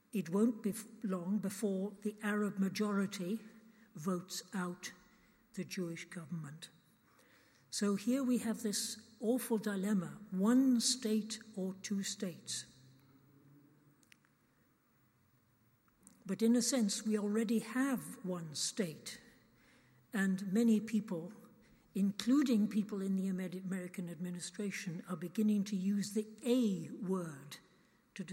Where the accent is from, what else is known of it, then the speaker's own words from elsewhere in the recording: United Kingdom; as British people